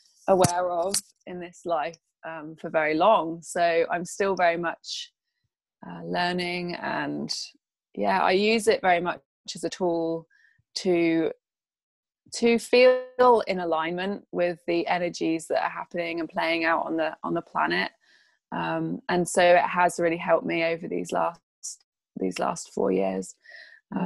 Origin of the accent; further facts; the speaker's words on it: England, United Kingdom; I'm from England